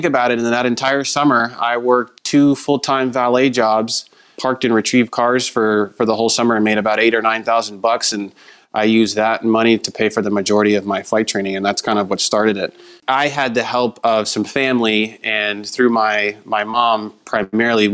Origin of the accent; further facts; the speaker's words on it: Southern California, United States; I grew up in Southern California